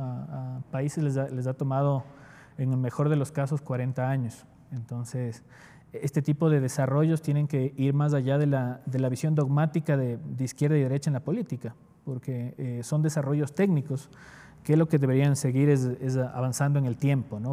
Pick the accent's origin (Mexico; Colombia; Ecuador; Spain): Ecuador; Quito, Pichincha; also born or lived in Ibarra, Imbabura; yo nací en Ibarra, en, la provincia de Imbabura. Eh, de hecho, solo pasé un par de semanas al nacer y luego fui a Quito porque mi madre ya estaba viviendo acá en, Quito, en un barrio popular llamado Cotocollao, donde yo crecí, de hecho.